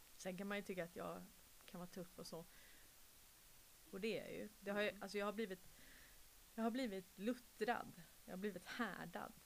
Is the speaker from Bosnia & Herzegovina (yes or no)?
no; Sweden; nu är jag ju adopterad från Sverige